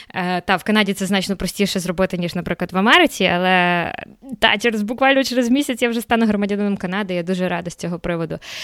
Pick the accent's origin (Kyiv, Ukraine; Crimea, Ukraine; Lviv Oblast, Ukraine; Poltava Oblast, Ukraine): Kyiv, Ukraine; moved away as an adult; also born or lived in Horonda, Zakarpattia, Ukraine; now in Canada; Народилася в Закарпатті. Перші три місяці свого життя я провела в мальовничому селі Горонда, що біля Мукачева. Але потім я переїхала в Київ. Фактично, все життя я провела себе в Києві